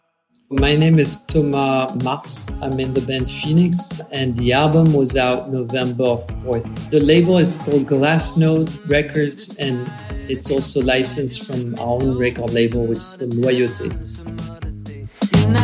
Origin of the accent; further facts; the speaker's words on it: Versailles, Île-de-France, France; English is a second language; We grew up in Versailles